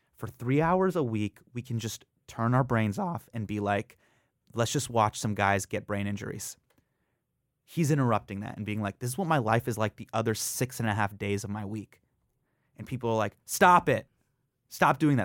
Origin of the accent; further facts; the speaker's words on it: Davis, California, United States; moved away as an adult; also born or lived in San Francisco / Los Angeles; now in New York City, United States; grew up in Davis, California, which is a very, very Caucasian place